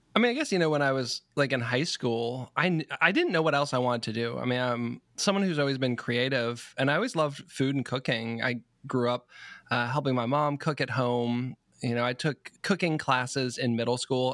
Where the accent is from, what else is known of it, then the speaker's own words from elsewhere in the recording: Marlborough, Massachusetts, United States; also born or lived in Providence; I grew up in Marlborough, so about forty miles west of Boston